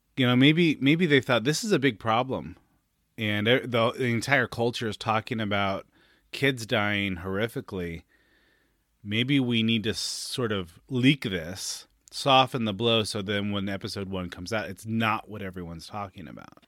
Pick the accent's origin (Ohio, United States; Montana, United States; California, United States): California, United States; Northern; growing up in Northern California